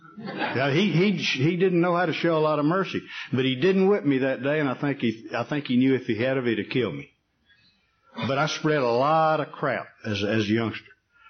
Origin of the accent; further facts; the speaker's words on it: Atlanta, Texas, United States; moved away as an adult; also born or lived in Dallas, Texas; now in Alaska, United States; as a young person in Atlanta, Texas, which is my hometown.